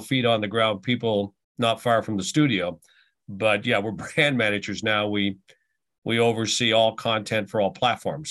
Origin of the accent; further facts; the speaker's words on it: Halifax, Nova Scotia, Canada; also born or lived in Ottawa / Portland / Kansas City / Tampa; now in Buffalo, United States; we ended up going back to my hometown, uh, in Halifax